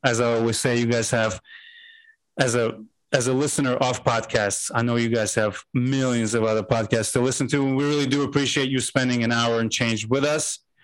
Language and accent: English; Azerbaijan; now in United States